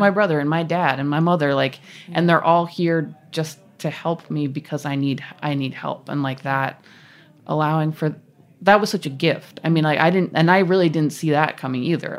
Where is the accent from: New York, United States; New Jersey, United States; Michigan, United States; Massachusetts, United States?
Massachusetts, United States; I'm from Massachusetts